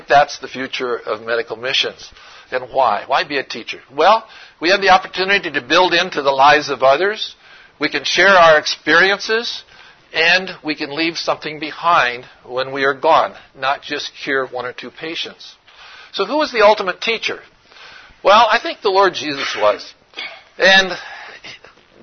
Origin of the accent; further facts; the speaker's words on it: Oregon, United States; I'm from Oregon